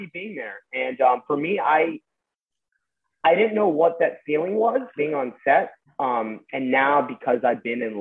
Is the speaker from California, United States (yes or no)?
yes; Westlake Village, California, United States; I grew up in Westlake Village.